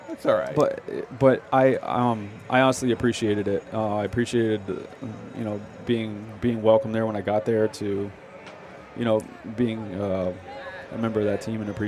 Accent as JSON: {"language": "English", "region": "southwestern Connecticut", "country": "United States", "tie": "born or raised there", "said": "I grew up in New England, and um, I was actually more of a more of a Yankee fan growing up growing up in uh, south southwestern Connecticut."}